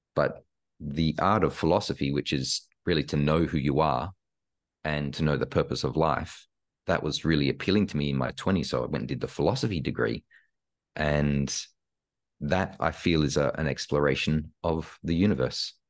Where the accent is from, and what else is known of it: Australia; born or raised there; moved away as an adult; also born or lived in Karlsruhe, Germany / Los Angeles, United States